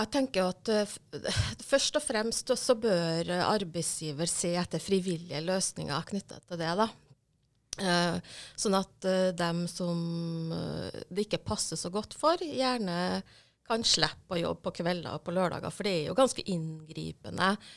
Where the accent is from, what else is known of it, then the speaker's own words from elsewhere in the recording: Hitra, Trøndelag, Norway; jeg er trønder fra Hitra. I tidligere Sør-Trøndelag, nå Trøndelag